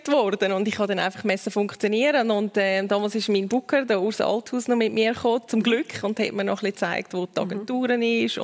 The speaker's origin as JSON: {"language": "German", "region": "Uri", "country": "Switzerland", "tie": "born or raised there", "said": "aber ich bin da im Kanton Uri aufgewachsen, man hat noch nicht so die, die, die Shows von der Heidi Klum und Germany's Next Topmodel."}